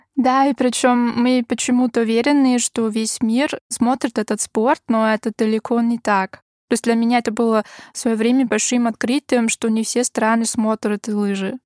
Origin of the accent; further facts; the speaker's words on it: Graz, Styria, Austria; Russian is a second language; moved away; я из Краца, ну, этот город, э, это второй по величине в Австрии